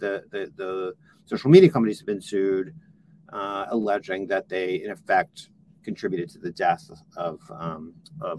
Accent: California, United States; my home state in California

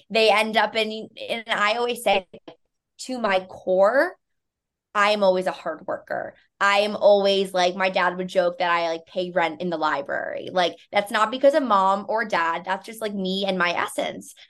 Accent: New York City, New York, United States; growing up in New York City

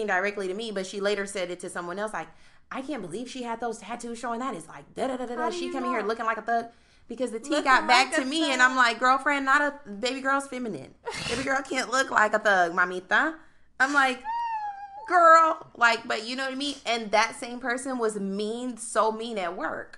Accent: United States; outside of being African, I'm American.

